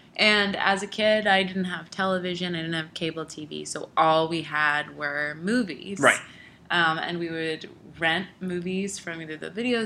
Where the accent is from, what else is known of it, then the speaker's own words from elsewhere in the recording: New York, United States; we are from New York. Yeah. Like Italians from New York